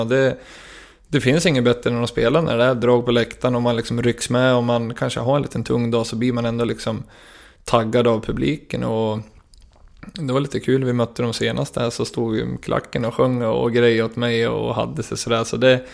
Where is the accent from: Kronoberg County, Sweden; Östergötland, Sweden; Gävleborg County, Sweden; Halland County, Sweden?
Gävleborg County, Sweden; Gävle; jag var kapten för Brynäs IF, lag i mitt hjärta, i min hemstad